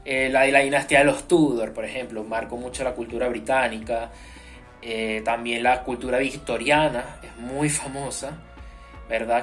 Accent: Venezuela; siendo venezolano

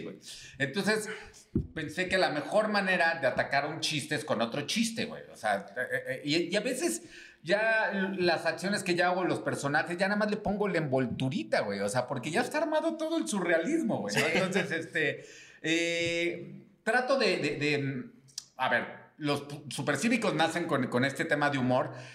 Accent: Mexico City, Mexico; soy Chilango

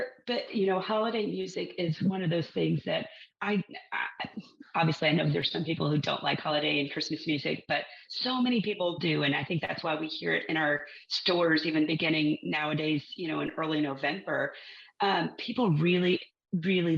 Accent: Texas, United States; growing up in Texas

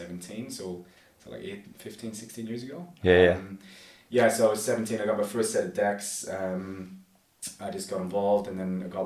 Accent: Belfast, Northern Ireland, United Kingdom; moved away; Belfast, just outside Belfast.

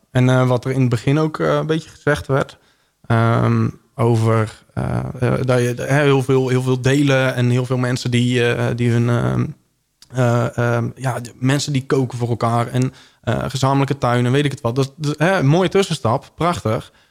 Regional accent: Breda, North Brabant, Netherlands; ik kom uit Breda.

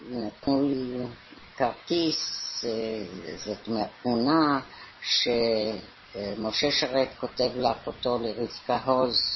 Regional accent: London, United Kingdom; moved away as an adult; also born or lived in Haifa, Israel / Merhavia, Israel; now in Tel Aviv, Israel; אנחנו באנו ב-1919 ללונדון

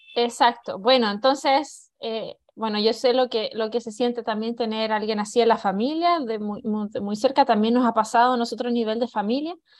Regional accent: Chile; moved away; yo ya también llevo 20 años de, afuera de Chile, pero cada vez que voy a Chile

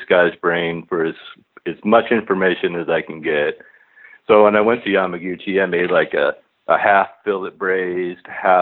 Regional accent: Long Beach, California, United States; I grew up in Long Beach, and in our high school, we had regional occupational programs.

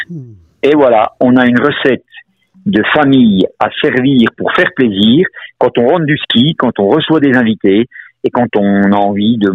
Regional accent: Morteau, Bourgogne-Franche-Comté, France; Alors moi je suis un mortuacien, non seulement pur chou, je suis né à Morteau, on ne peut pas faire plus souche que ça.

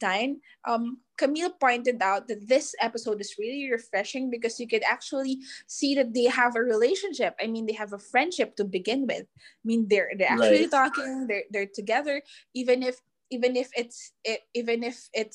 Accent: Manila, Metro Manila, Philippines; we're from Manila

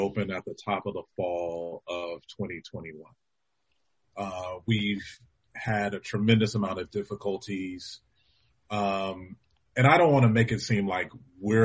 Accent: Los Angeles, California, United States; the community that I knew as a kid growing up in Los Angeles

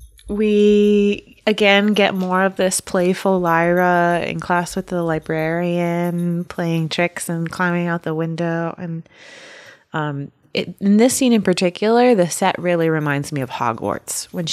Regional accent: United States; And I'm just unaware because I'm a American and I haven't had the pleasure.

